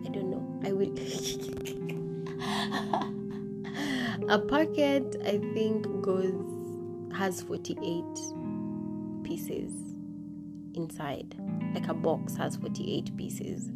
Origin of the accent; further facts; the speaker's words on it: Maralal, Samburu County, Kenya; now in Nairobi, Kenya; Samburu is my hometown. I grew up, I was born and raised in Maralal